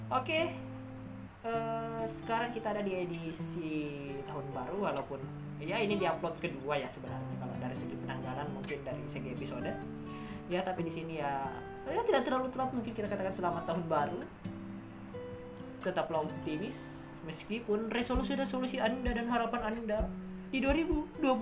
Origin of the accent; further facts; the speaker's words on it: West Sulawesi, Indonesia; Ya bencana yang terjadi di Sulawesi Barat, di kampung halaman saya